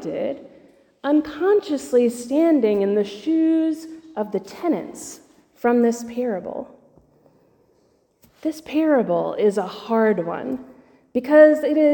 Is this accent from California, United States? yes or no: no; Georgia, United States; now in Texas, United States; I was traveling home from Texas to Georgia to visit my family